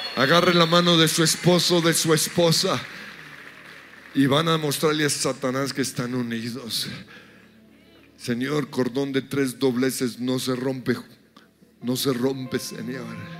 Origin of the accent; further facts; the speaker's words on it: Colombia; nos unimos como colombianos por Colombia